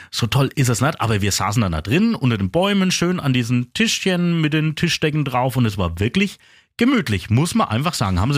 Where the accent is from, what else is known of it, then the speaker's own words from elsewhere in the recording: Küps, Bavaria, Germany; Hallo, ich komme aus Küps.